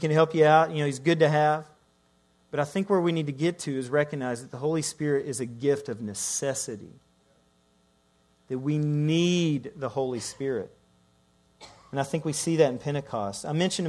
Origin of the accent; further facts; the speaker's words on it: Ireland; also born or lived in Scotland; I'm Irish